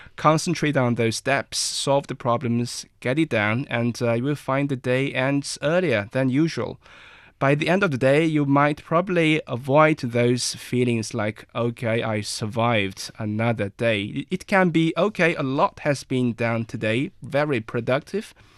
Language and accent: English; Inner Mongolia, China; I'm from Inner Mongolia. I'm a Mongolian